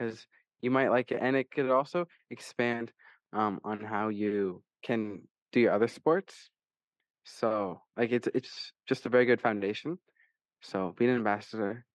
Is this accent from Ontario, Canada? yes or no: yes; Niagara Falls, Ontario, Canada; I'm from Niagara Falls, Ontario, Canada